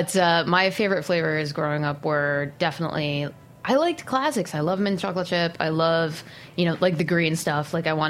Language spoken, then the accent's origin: English; Shelton, Connecticut, United States; moved away; I grew up in Connecticut. I grew up in Shelton, which is probably equidistant between Fairfield and New Haven.